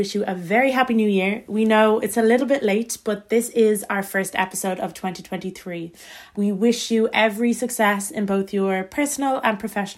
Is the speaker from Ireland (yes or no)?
yes; Kildare, Leinster, Ireland; As a Kildare woman myself